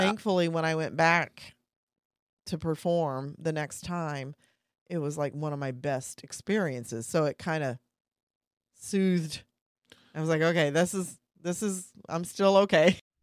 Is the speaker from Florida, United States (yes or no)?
no; Kansas, United States; moved away; I'm from Kansas, two hours away